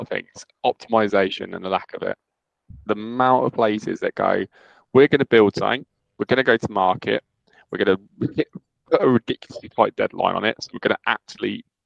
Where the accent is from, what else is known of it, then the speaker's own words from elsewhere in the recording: United Kingdom; I'm so British